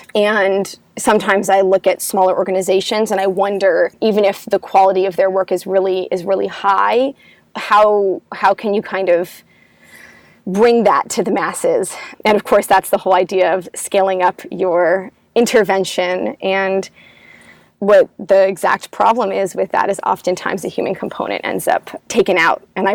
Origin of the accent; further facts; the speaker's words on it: United States; I'm American